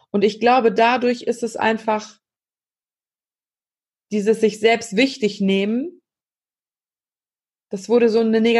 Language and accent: German; Germany; hier bei uns in Deutschland